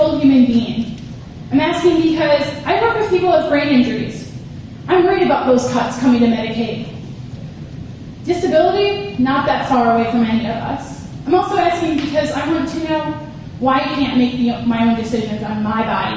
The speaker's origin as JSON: {"language": "English", "town": "Farmington", "region": "Minnesota", "country": "United States", "tie": "born or raised there", "said": "I grew up in Farmington"}